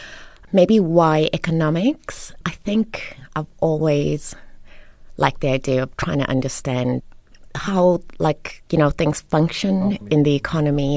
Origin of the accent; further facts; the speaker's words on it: Queenstown, Eastern Cape, South Africa; also born or lived in Lesotho; My dad was Sotho, Mosotho, and my mom was Xhosa from the Eastern Cape. And then when they separated, we moved, all three of us, so I've got two older siblings. We moved to the Eastern Cape with my mom and ended up going to school at Queen's College. Well, my brother was at Queen's College and I was at Queenstown Girls High